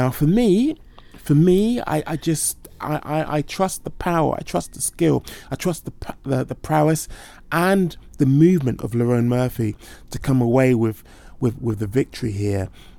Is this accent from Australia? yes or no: no; United Kingdom; I'm obviously biased as a Brit.